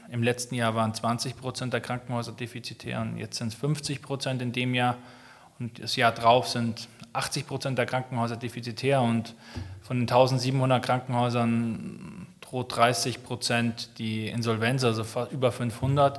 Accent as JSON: {"language": "German", "town": "Munich", "region": "Bavaria", "country": "Germany", "tie": "born or raised there", "also_born_or_lived": "Berlin", "said": "München ist so meine Heimat"}